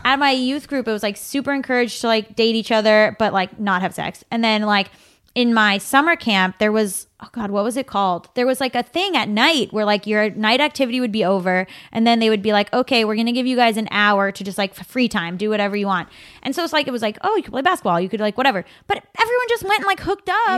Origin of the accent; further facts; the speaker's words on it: South Florida, United States; now in Los Angeles, United States; South Florida